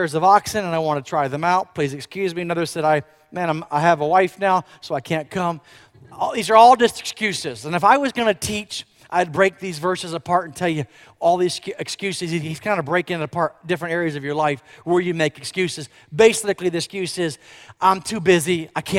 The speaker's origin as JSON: {"language": "English", "region": "Florida", "country": "United States", "tie": "born or raised there", "also_born_or_lived": "Tulsa, Oklahoma", "moved": "as an adult", "said": "I grew up actually in Florida, and I graduated from UCF"}